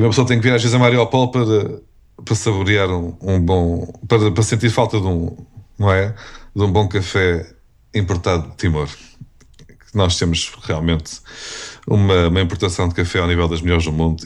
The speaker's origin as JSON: {"language": "Portuguese", "country": "Portugal", "said": "eu sou português"}